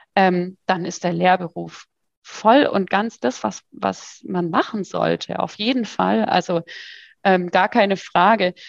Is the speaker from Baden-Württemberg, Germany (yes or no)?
yes; Freiburg, Baden-Württemberg, Germany; ich komme ja aus Freiburg